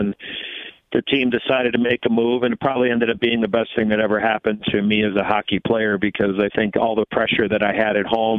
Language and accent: English; Chicago, Illinois, United States; I played against him as a growing up in Chicago